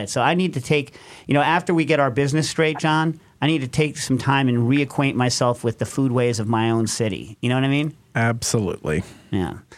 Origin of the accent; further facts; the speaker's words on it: Mount Kisco, New York, United States; the town I grew up in. It's the size of Mount Kisco